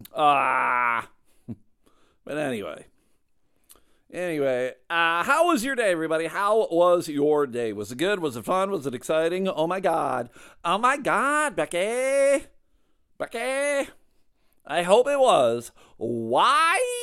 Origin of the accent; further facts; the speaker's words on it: Clarence, New York, United States; I grew up in Clarence, New York